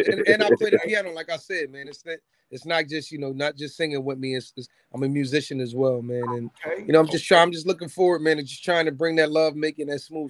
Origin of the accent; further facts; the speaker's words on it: Norristown, Pennsylvania, United States; I'm from Norristown